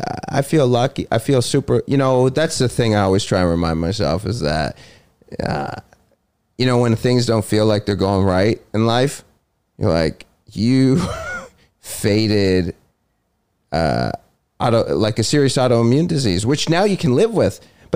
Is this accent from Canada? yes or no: yes; Toronto, Ontario, Canada; Toronto, downtown Toronto.